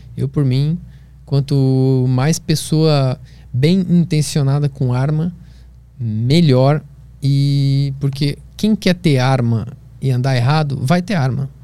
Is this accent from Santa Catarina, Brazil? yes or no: yes; Florianópolis, Santa Catarina, Brazil; Eu cresci em Florianópolis, na Praia do Santinho